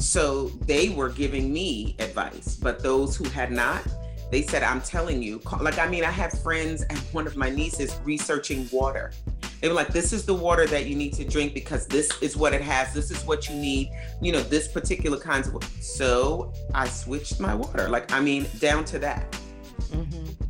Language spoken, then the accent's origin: English; New York, United States; moved away as an adult; now in New Jersey, United States; I'm from New York